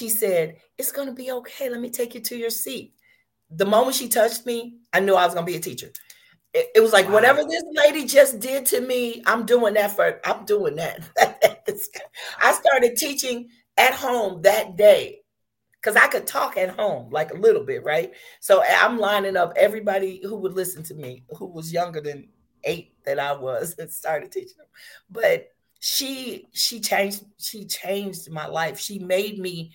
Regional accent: Chicago, Illinois, United States; also born or lived in Panama / Texas; find his way to Chicago and make sure that I was able to go to schools where I would get a good education

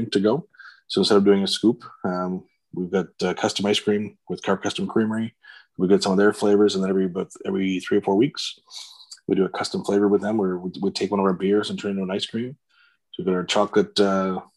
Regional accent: Pickering, Ontario, Canada; moved away as an adult; now in Ottawa, Canada; I grew up in the Toronto area, just east of Toronto in Pickering, Ontario

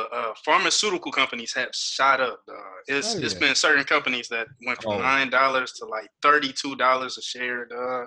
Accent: Southfield, Michigan, United States; also born or lived in Detroit; I was born and raised on 8 Mile Green

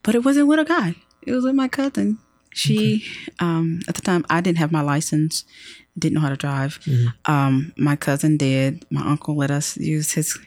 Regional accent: Rome, Georgia, United States; moved away as an adult; now in Atlanta, United States; I'm from Rome, Georgia

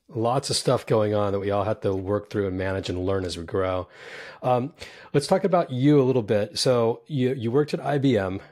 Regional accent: San Jose, California, United States; also born or lived in New York; now in Southern California, United States; I grew up in Silicon Valley in San Jose

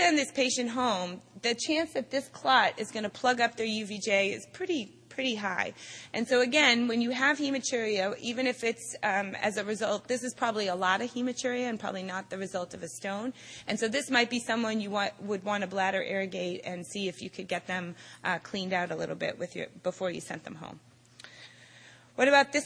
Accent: Boston, Massachusetts, United States; I am from Boston

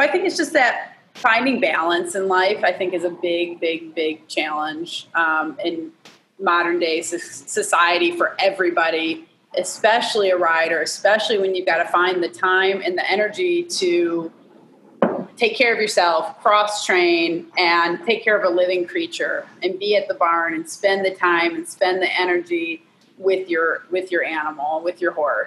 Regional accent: Michigan, United States; now in Georgia, United States; I'm from Michigan though. I used to be right across the border.

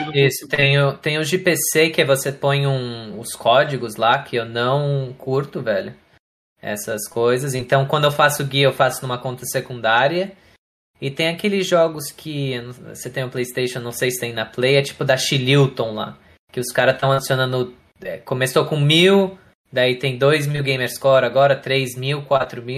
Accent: Florianópolis, Santa Catarina, Brazil; moved away as an adult; also born or lived in São Paulo, Brazil; now in United States; daí eu mudei de São Paulo para Florianópolis quando eu tinha mais ou menos 8 anos.

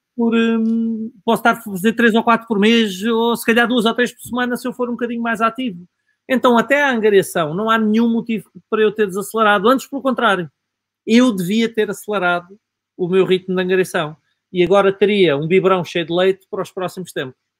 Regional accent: Alentejo, Portugal; Eu sou provinciano, sou, sou alentejano

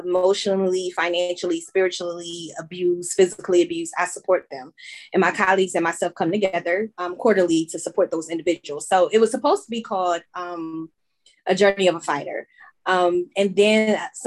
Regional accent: Chester, Pennsylvania, United States; now in Charlotte, United States; I am originally from Chester, Pennsylvania, right outside of Philadelphia. But I am now residing in Charlotte, North Carolina.

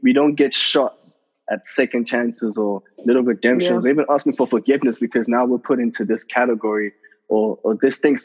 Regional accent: South Africa; I grew up in South Africa

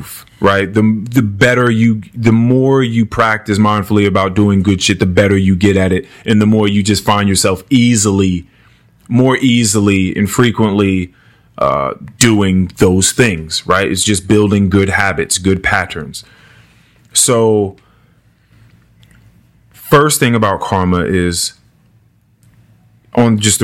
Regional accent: Manassas, Virginia, United States; we grew up in Manassas. We grew up here

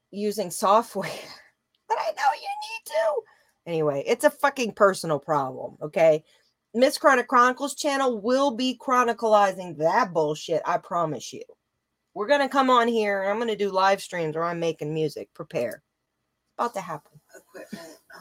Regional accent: Louisiana, United States; moved away; also born or lived in Colorado / California; I come from Louisiana. I was born in the South

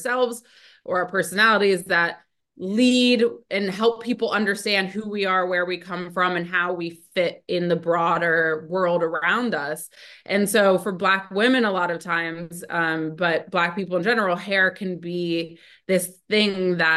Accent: Ohio, United States; I grew up in Ohio

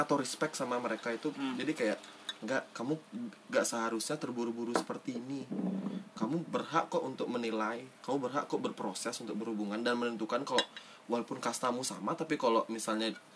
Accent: Denpasar, Bali, Indonesia; aku uh, lahir di Denpasar kota besar dan tumbuh kembangku menuju dewasa ini di lingkungan perumahan yang plural sekali

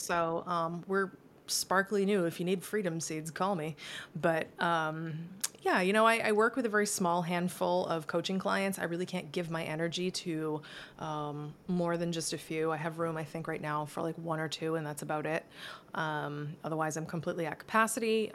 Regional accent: Massachusetts, United States; moved away as an adult; now in Florida, United States; I'm from Massachusetts that's very cold

